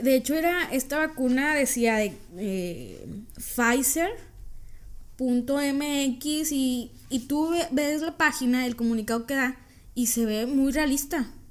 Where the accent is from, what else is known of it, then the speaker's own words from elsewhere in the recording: Mexico; nosotros, los mexicanos